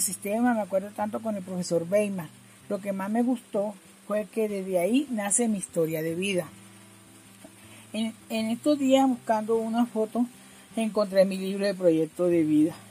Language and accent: Spanish; Barranquilla, Atlántico, Colombia; moved away as an adult; now in Bogotá, Colombia; soy de Barranquilla, vivo en el barrio Arrayán y localidad Quinta de Usme. Ya tengo 12 años de, estar viviendo acá en Bogotá. Llegué en el año 2008.